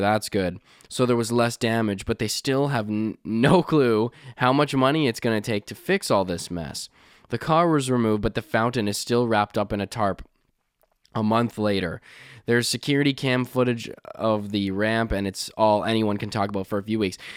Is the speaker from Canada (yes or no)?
yes; Canada; growing up in Canada